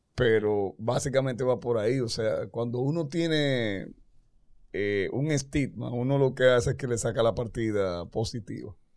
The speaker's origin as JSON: {"language": "Spanish", "country": "Dominican Republic", "said": "nosotros. como, los dominicanos"}